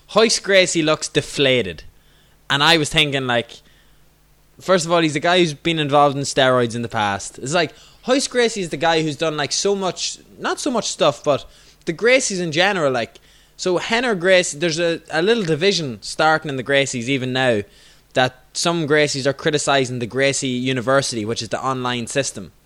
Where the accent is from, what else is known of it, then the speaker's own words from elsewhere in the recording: Ireland; I'm an Irish person